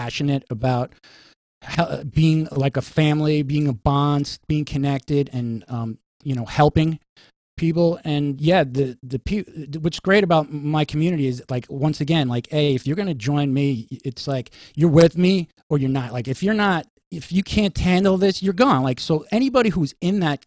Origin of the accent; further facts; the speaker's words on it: New York City, New York, United States; as a New Yorker